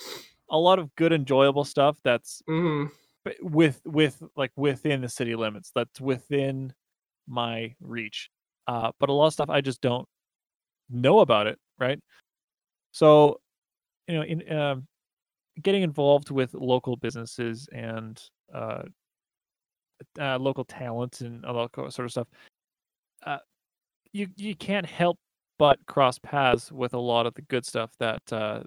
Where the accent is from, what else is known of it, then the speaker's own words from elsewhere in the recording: Grande Prairie, Alberta, Canada; now in Edmonton, Canada; I grew up in Grand Prairie, which is like the smaller version of Edmonton